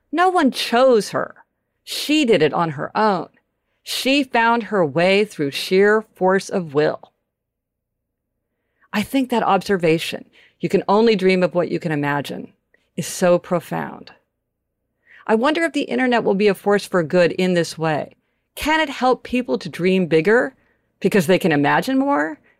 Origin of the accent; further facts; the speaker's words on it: Soweto, Gauteng, South Africa; Growing up in Soweto, our dream was to put another room on our house. Maybe have a driveway. Maybe someday a cast iron gate at the end of the driveway.